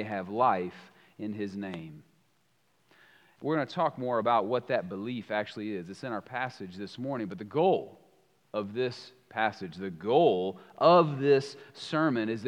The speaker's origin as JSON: {"language": "English", "town": "Columbia", "region": "South Carolina", "country": "United States", "tie": "born or raised there", "said": "I grew up in South Carolina. I grew up in Columbia."}